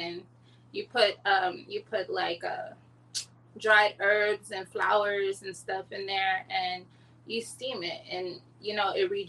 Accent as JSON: {"language": "English", "region": "Texas", "country": "United States", "said": "I'm a Texan."}